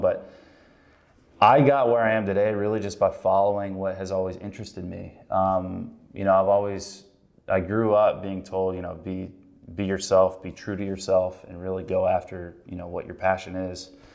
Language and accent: English; North Carolina, United States; moved away as an adult; now in Chicago, United States; I grew up in North Carolina